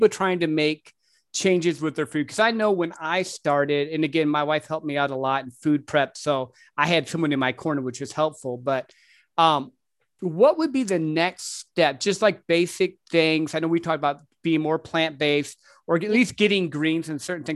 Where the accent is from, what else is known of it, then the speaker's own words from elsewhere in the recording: Midwest, United States; I grew up in the Midwest